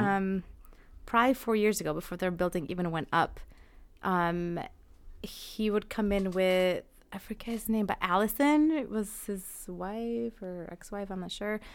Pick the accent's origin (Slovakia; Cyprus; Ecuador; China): Ecuador; Amazon region; now in Connecticut, United States; I grew up more on the Amazon side, so for me, it was, like, you know, hot and humid